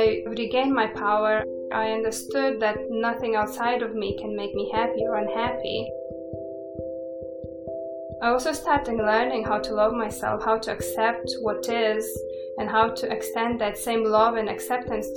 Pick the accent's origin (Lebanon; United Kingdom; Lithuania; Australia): Lithuania; moved away; I was born still in Soviet Union. Lithuania was in Soviet Union that time.